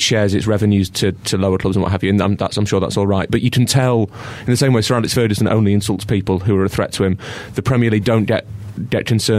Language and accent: English; Islington, London, United Kingdom; accent: Islington; That's my Islington accent.